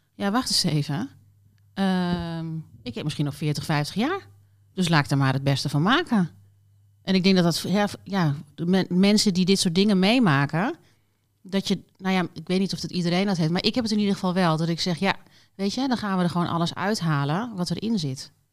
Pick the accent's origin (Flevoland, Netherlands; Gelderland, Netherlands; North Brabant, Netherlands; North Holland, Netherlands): Gelderland, Netherlands; Doetinchem; moved away as an adult; also born or lived in Mallorca, Spain; Ik kom uit Doetinchem, ben daar geboren en getogen tot mijn achttiende.